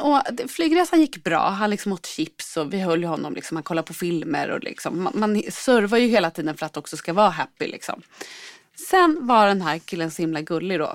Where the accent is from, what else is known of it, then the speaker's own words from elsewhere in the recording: Sundsvall, Västernorrland County, Sweden; jag är från Sundsvall